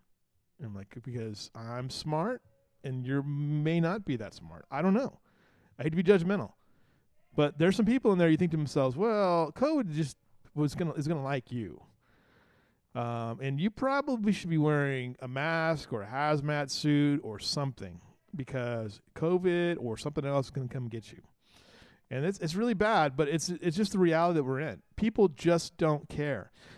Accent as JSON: {"language": "English", "town": "Banning", "region": "California", "country": "United States", "tie": "born or raised there", "moved": "yes", "lives_now": "Kerrville, United States", "said": "I grew up in Banning, California, and they're right on the 10 freeway."}